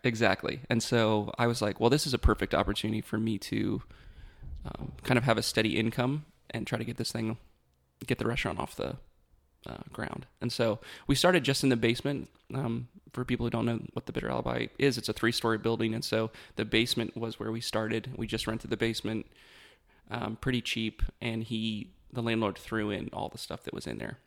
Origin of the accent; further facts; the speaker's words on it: Beckley, West Virginia, United States; grew up in West Virginia